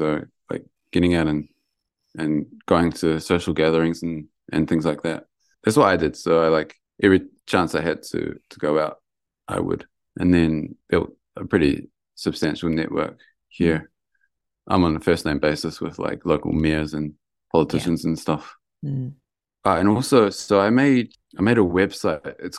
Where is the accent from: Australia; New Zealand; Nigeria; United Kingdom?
New Zealand; Lower Hutt, Wellington; now in Yamagata, Japan; So I was born in Lower Hutt in Wellington. So, and my house backed onto a forest.